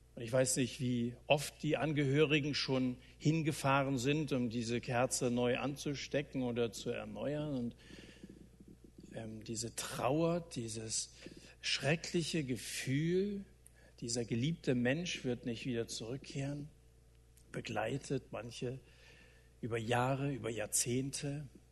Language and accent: German; Germany; bei uns in Deutschland